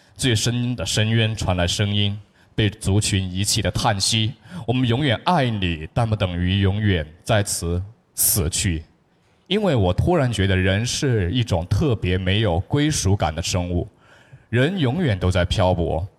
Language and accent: Chinese; Chongqing, China; 我是一位来自重庆的小学语文班主任